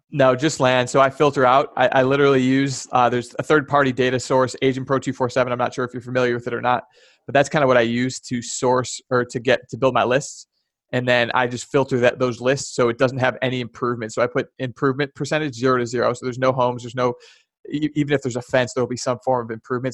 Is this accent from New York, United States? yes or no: no; Chicago, Illinois, United States; moved away as an adult; also born or lived in California / Charlotte / Boston; I grew up born and raised in the Chicagoland area